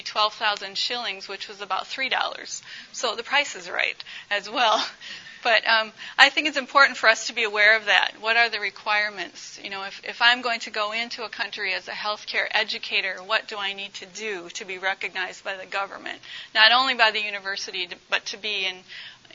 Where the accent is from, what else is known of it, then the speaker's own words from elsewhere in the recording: United States; moved away as an adult; also born or lived in Uganda; as an American